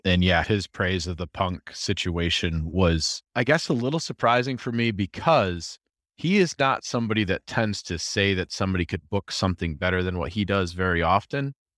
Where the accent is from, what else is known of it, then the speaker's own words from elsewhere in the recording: Rochester, United States; I'm from Rochester